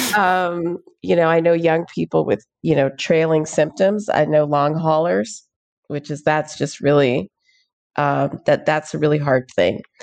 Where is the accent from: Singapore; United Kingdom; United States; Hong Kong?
United States; Houston, Texas; I grew up in Houston, Texas